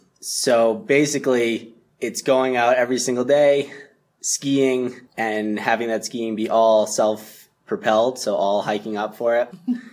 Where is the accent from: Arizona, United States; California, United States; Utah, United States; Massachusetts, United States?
Massachusetts, United States; I'm from Massachusetts. I'm 25